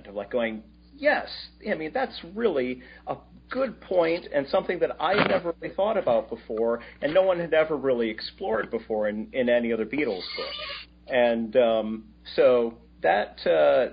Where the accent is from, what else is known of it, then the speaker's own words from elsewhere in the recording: Toledo, Ohio, United States; growing up in Toledo, Ohio